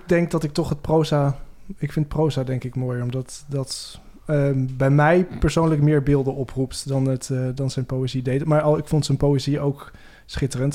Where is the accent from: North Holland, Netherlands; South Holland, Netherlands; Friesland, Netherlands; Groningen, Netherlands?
Groningen, Netherlands; Veendam; moved away as an adult; also born or lived in Amsterdam; Ik kwam uit Veenda, ook zo'n gelovig dorp